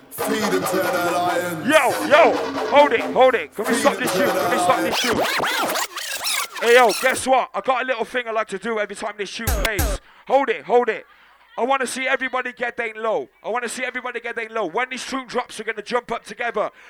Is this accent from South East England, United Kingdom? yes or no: no; Wales, United Kingdom; I'm from Wales.